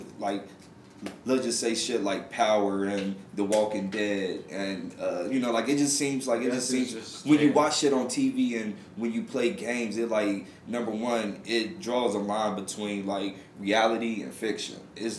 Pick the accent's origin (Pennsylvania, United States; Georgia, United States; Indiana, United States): Georgia, United States; Atlanta; I grew up in Atlanta.